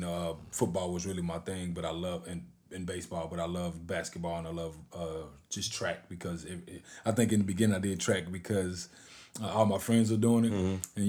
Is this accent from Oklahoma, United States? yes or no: yes; Hugo, Oklahoma, United States; So me personally, man, I came from a single parent home, man. I'm from Hugo, Oklahoma.